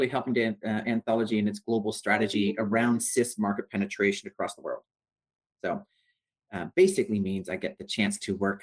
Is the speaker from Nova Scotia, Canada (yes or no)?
no; Toronto, Ontario, Canada; Originally, I'm from Toronto in Canada